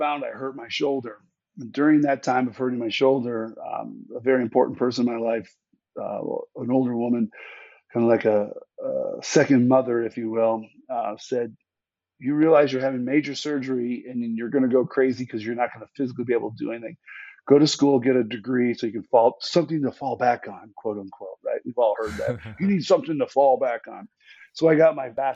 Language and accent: English; Western New York, United States; also born or lived in Alaska; my hometown of Western New York